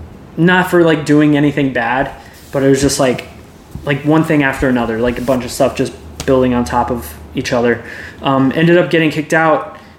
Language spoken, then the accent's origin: English; Keller, Texas, United States; I was born and raised in Keller